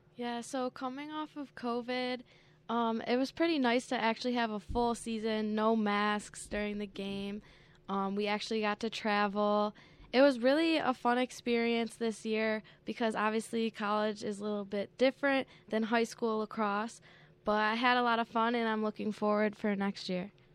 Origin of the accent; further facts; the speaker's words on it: Hamburg, New York, United States; It was close to my home because I'm from Hamburg, so I'm only, like, twenty minutes away.